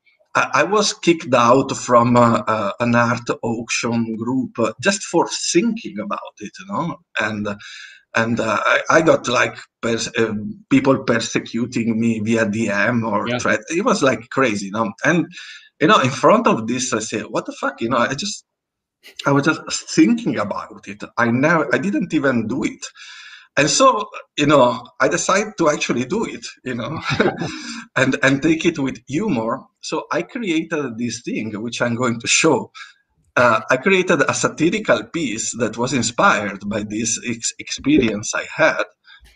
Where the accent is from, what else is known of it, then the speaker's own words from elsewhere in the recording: Italy; first language Italian; English is a second language; Italian is my first language